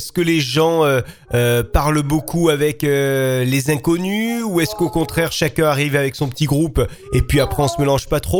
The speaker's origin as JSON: {"language": "French", "country": "France", "said": "quand on arrive euh, en tant que française, euh, qu'on parle pas forcément hyper bien la langue anglaise et que voilà, on veut s'installer et, donc travailler."}